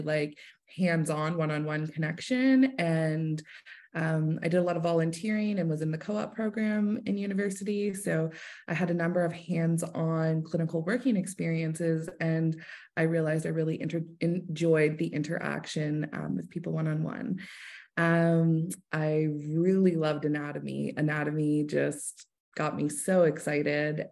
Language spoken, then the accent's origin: English; Hamilton, Ontario, Canada; moved away as an adult; now in Kingston, Canada; I'm originally from Hamilton